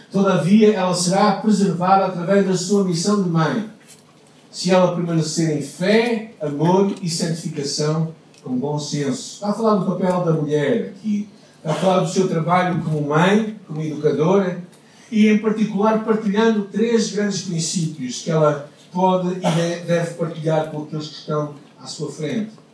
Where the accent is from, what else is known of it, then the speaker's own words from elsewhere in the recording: Portugal; now in Porto, Portugal; como portugueses